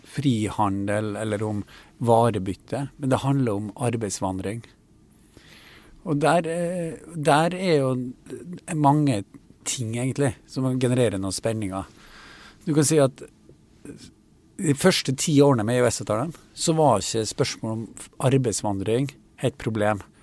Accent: Kristiansund, Møre og Romsdal, Norway; min hjemby og sykehuset i Kristiansund

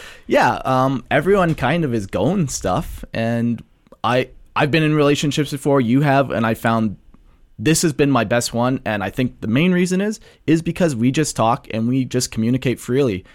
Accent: Calgary, Alberta, Canada; I've, uh, lived here my whole life for Calgary and surrounding areas

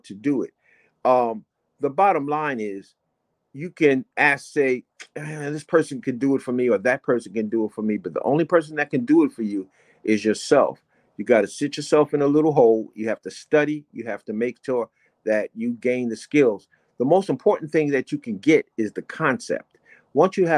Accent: New York City, New York, United States; I was born in the South Bronx in the deepest part of the South Bronx. We called it the concrete jungle.

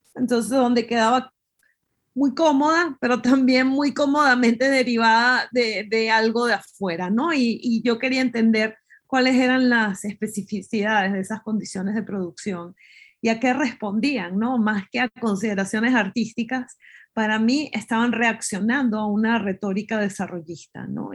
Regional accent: Venezuela; moved away; cuando me fui de Venezuela

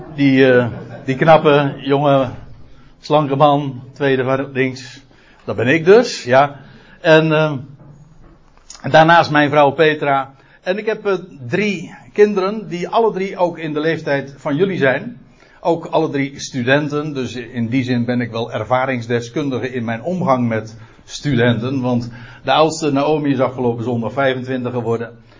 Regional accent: Aalsmeer, North Holland, Netherlands; moved away as an adult; now in Katwijk, Netherlands; Ik ben een Aalsmeerder

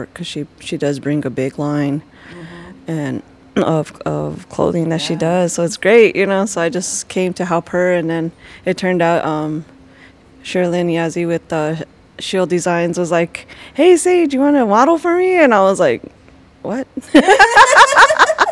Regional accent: Ohkay Owingeh, Taos Pueblo, New Mexico, United States; I'm from Okiawinge, Taos Pueblo, and the Navajo Nation, and I'm an indigenous fashion designer, and I'm out of New Mexico

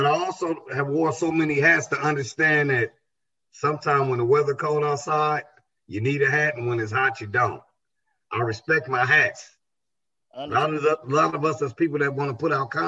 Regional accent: Los Angeles, California, United States; me growing up in South Central, in the heart of South Central

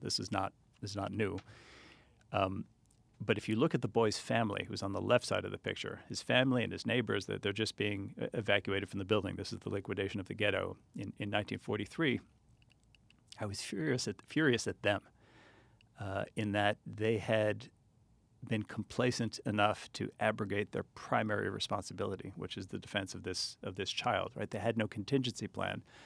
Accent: United States; I, I grew up here. I grew up in pretty non-Jewish environments

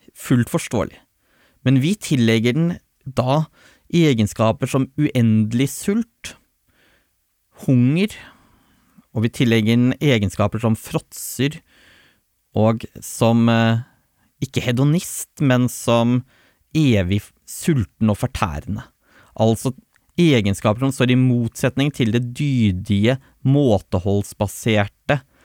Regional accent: Tolga, Innlandet, Norway; Jeg er oppvokst i Østerdalen og Glåmdalsregionen

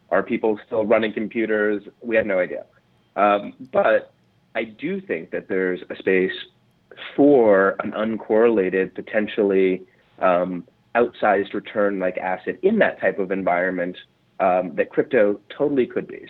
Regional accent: New York City, New York, United States; I'm a native New Yorker. Um, okay. I grew up in New York City, Manhattan, uh, most of my life.

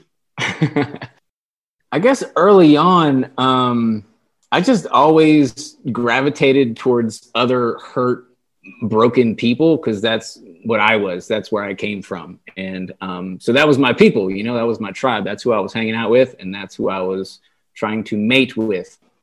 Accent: Delaware, United States; moved away as an adult; also born or lived in San Diego; I, I grew up in Delaware. I lived in Delaware for twenty-eight years

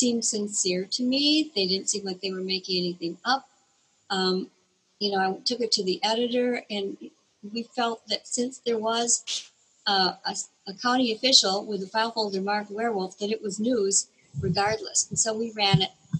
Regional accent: Elkhorn, Wisconsin, United States; I had just become a newspaper reporter in my hometown of Elkhorn

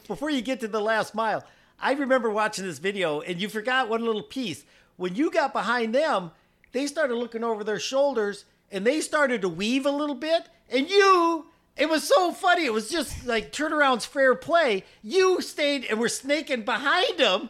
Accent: South Dakota, United States; I'm from South Dakota

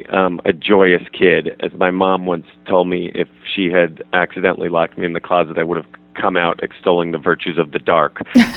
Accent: Massachusetts, United States; born there; Well, I was born in the Berkshires in Western Mass.

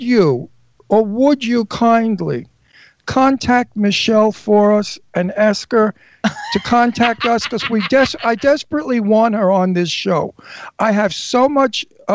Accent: New York City, New York, United States; I'm from New York. I'm from Brooklyn.

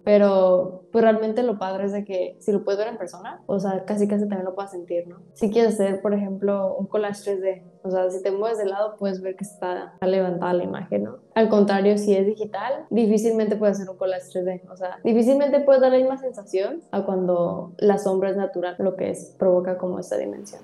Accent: Tijuana, Baja California, Mexico; Soy de aquí de Tijuana. Todavía he estado aquí en Tijuana

